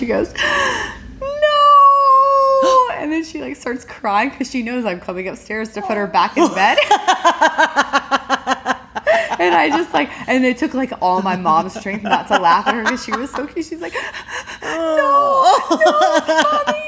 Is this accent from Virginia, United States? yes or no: no; Alabama, United States; now in Washington, United States; when we grew up in Alabama